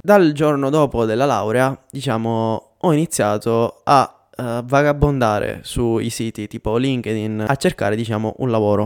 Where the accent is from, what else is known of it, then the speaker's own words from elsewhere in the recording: Catania, Sicily, Italy; moved away as an adult; also born or lived in Pavia / Milan; now in Denmark; il mio trasferimento dalla Sicilia a Milano dopo la laurea